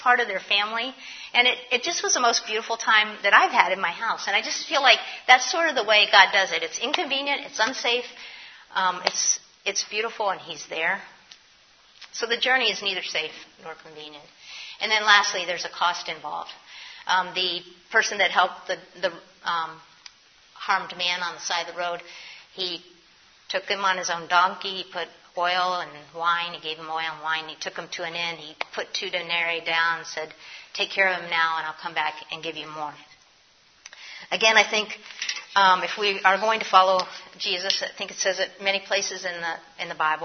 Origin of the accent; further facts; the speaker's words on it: New York City, New York, United States; moved away as an adult; now in Philadelphia, United States; I'm a New Yorker. I came to Philly from New York.